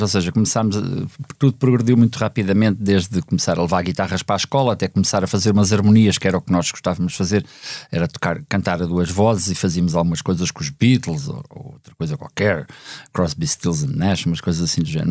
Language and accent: Portuguese; Lisbon, Portugal; also born or lived in United States; nós não somos propriamente do bairro operário, somos da Médio-Burguesia e Lisboeta